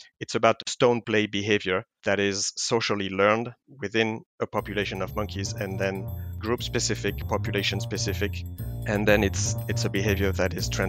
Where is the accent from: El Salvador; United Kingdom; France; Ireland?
France; moved away as an adult; also born or lived in Inuyama, Japan; now in Lethbridge, Canada; I was born and raised in France. I did my grad school in France, master and PhD program at the Primate Research Institute in Strasbourg.